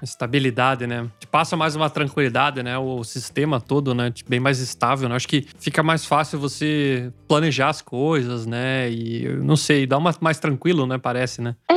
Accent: interior of Paraná, Brazil; now in Stuttgart, Germany; eu sou do interior do Paraná, né? Quase na Argentina.

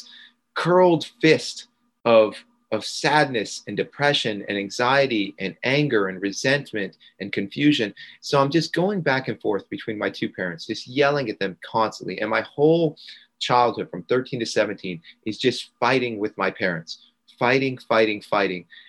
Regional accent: Gainesville, Florida, United States; I grew up in Gainesville, Florida

